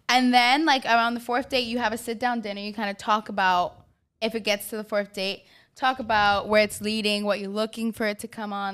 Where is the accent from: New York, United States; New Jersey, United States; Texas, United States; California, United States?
New York, United States; I am from New York, Queens, born and raised